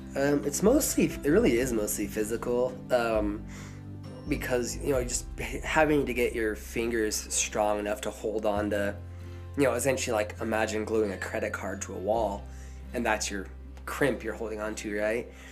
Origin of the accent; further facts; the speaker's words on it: southern Idaho, United States; now in Colorado, United States; I am from Idaho, from southern Idaho. If you've seen Napoleon Dynamite, that's where I'm from